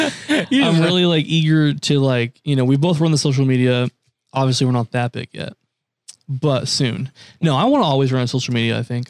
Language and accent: English; United States; accent: Southern; I literally get my Southern accent from my mom